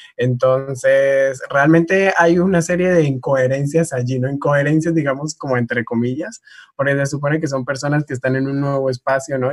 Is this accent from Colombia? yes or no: yes; Tumaco, Nariño, Colombia; now in Cali, Colombia; yo vengo del municipio de Tumaco